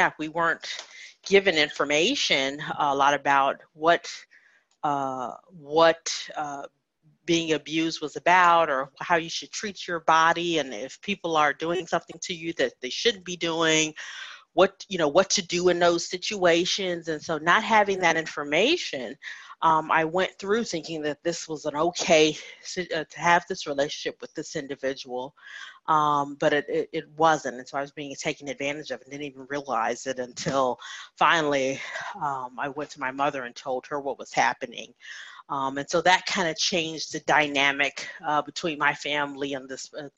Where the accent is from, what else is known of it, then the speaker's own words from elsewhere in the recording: Chicago, Illinois, United States; moved away as an adult; also born or lived in Indiana / Arizona; I was born in Indiana, grew up in the Chicagoland area